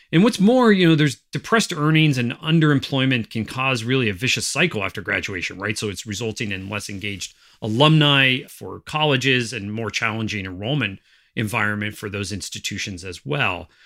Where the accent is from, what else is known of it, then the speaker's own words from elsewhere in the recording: northeastern Pennsylvania, United States; my hometown in northeastern Pennsylvania